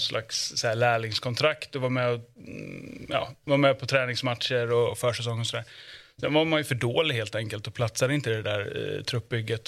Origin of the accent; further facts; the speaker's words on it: Jönköping, Jönköping County, Sweden; född och uppvuxen i Jönköping